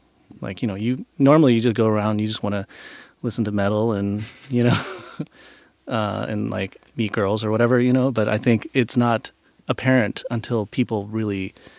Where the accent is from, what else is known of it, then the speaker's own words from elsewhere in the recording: Norfolk, Virginia, United States; Growing up on the East Coast as a Japanese American is definitely different than the West Coast.